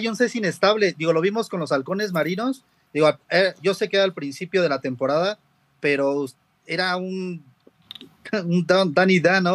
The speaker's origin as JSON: {"language": "Spanish", "region": "Mexico City", "country": "Mexico", "said": "De la Ciudad de México"}